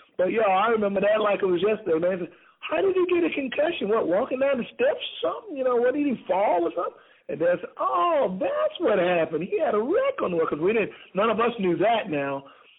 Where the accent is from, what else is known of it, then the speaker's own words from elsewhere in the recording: Newberry County, South Carolina, United States; in Newberry County, where my hometown is